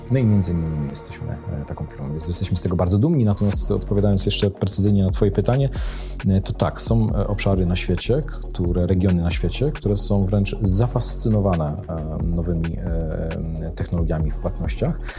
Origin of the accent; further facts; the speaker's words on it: Poland; Dlatego cieszymy się, że jesteśmy z Polski Polski. Z polskim paszportem nie wstydzimy się w tej chwili e, e, wychodzić e, i rozwijać nasz projekt poza granicami Polski